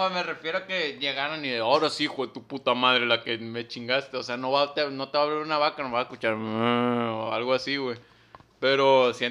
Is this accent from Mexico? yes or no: yes; northern Mexico, Mexico; como norteños